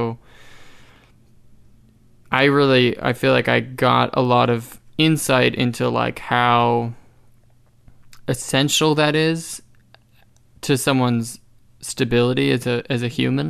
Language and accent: English; New Hampshire, United States; moved away as an adult; also born or lived in Arizona; now in Canada; I was born in Arizona. I was raised in New Hampshire